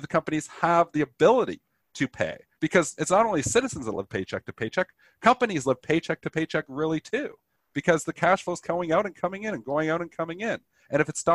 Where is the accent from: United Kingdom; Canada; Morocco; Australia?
Canada; I speak as a Canadian